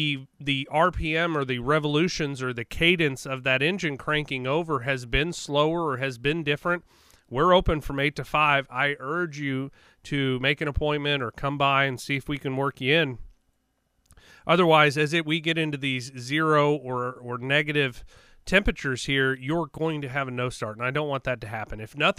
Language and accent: English; Joplin, Missouri, United States; also born or lived in LaPorte, Indiana; I grew up north for a little while. I'm originally from the Joplin, Carthage, you know, Neosho area as a young kid. And then we moved up north to, it would be the east side of Lake Michigan. LaPorte, Indiana is where I spent a portion of my childhood.